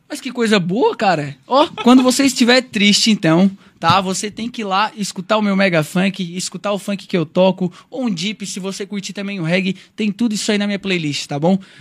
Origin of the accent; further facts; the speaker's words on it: Brazil; Eu vim de um bairro chamado Lombas Pedreiras. Quem não conhece, gente, fica lá próximo ao Rincão